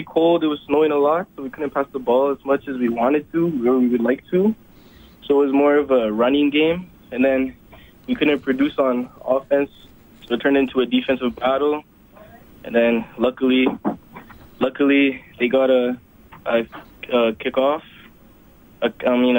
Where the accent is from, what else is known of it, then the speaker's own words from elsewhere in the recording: Edmonton, Alberta, Canada; also born or lived in Lethbridge; I was born in Lethbridge, but I moved to Edmonton at like a really young age, like 2 or 1